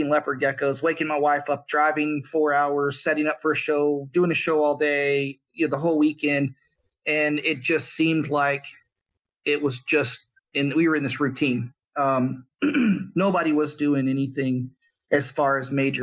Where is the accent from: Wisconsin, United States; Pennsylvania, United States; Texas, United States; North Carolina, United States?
Texas, United States; South; I grew up in South Texas